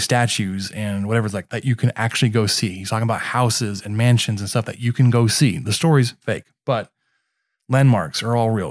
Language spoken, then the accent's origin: English; Mesquite, Texas, United States; based in Mesquite, which is what my hometown